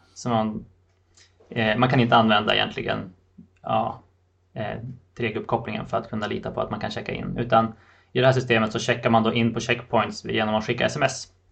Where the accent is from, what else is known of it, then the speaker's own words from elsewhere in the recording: Sweden; moved away; i fjällen i min hemby där jag är uppvuxen